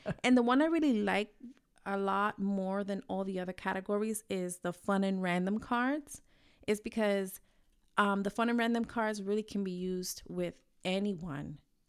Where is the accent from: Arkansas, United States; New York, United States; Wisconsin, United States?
New York, United States; I'm from New York. You know how it is. We talk with our hands.